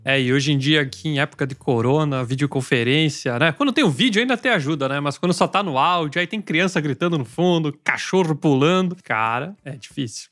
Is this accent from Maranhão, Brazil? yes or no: no; interior of Paraná, Brazil; now in Stuttgart, Germany; eu sou do interior do Paraná, né? Quase na Argentina.